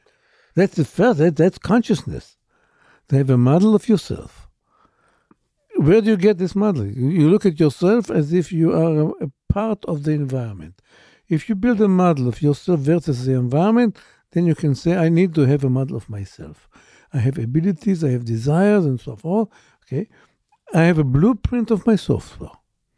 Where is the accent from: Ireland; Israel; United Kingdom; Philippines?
Israel; Born and raised in Israel, yes.